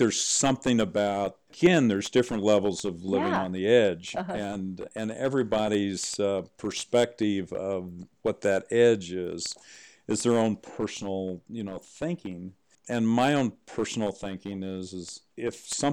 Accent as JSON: {"language": "English", "town": "St. Joseph", "region": "Missouri", "country": "United States", "tie": "born or raised there", "moved": "yes", "lives_now": "Idaho, United States", "said": "Grew up in a small town, St. Joseph, Missouri, along the Missouri River."}